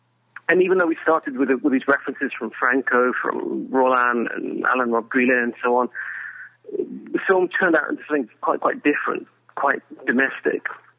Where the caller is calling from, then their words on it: Hungary